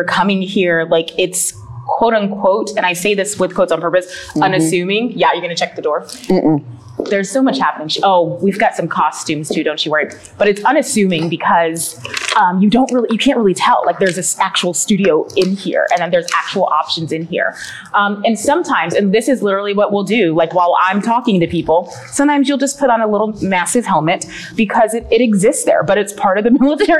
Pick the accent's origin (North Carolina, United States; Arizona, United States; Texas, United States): North Carolina, United States; moved away as an adult; now in Pensacola, United States; So I'm originally from North Carolina.